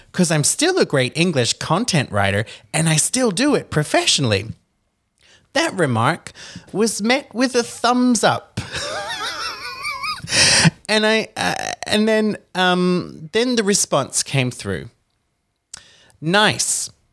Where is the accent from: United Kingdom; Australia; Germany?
Australia; moved away; as an Australian citizen